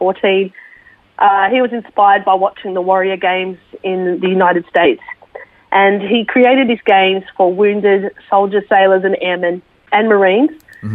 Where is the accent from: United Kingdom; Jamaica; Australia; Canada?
Australia; Sydney, New South Wales; moved away as an adult; also born or lived in Brisbane; I was born in Sydney, and that's where I grew up